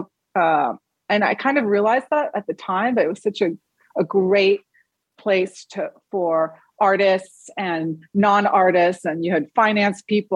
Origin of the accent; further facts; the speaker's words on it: Paris, Île-de-France, France; I was born in Europe and I was born in Paris.